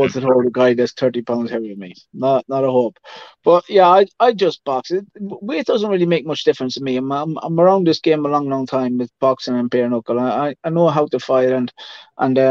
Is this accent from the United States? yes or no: no; Ireland; Yeah, I'm an Irish traveler.